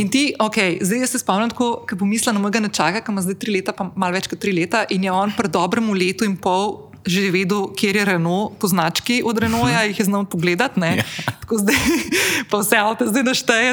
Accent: Ljubljana, Central Slovenia, Slovenia; moved away as an adult; now in Slovenian coast, Slovenia; sem se pred 12 leti preselila iz Ljubljana na obalo

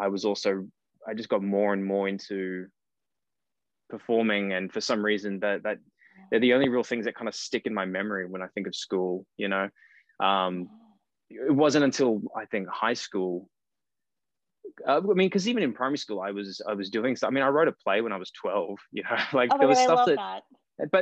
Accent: Cairns, Queensland, Australia; moved away as an adult; also born or lived in Brisbane; now in Sydney, Australia; I actually grew up in Cairns, far north Queensland

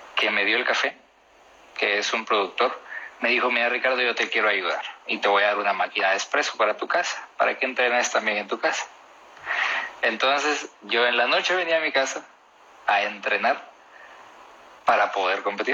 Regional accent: Guatemala; De Guatemala

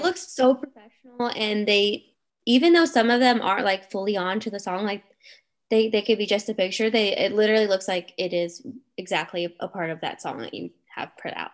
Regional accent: Cincinnati, Ohio, United States; moved away; I'm from Cincinnati

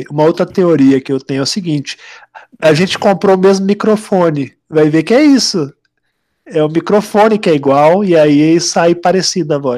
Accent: São Paulo, Brazil; Porque você é de, é de Ribeirão Preto, eu sou de São Paulo, de capital, né? E não que eu acho que São Paulo não tem sotaque, São Paulo tem o sotaque da capital

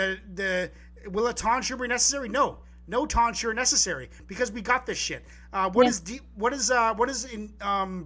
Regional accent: Vancouver Island, British Columbia, Canada; I'm from Vancouver Island. So we're both BC people.

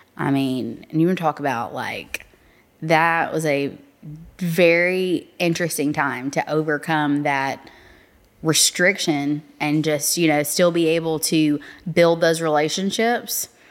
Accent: North Little Rock, Arkansas, United States; I'm actually from North Little Rock

